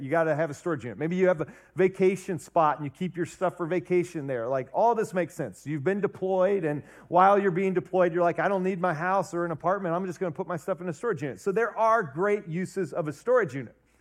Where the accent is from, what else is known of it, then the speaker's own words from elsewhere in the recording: Ohio, United States; now in Wisconsin, United States; I was born and raised in Ohio